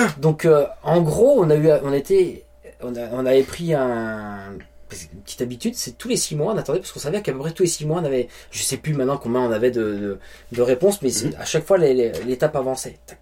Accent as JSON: {"language": "French", "country": "France", "moved": "as an adult", "lives_now": "New Brunswick, Canada", "said": "une ville proche de chez nous en France."}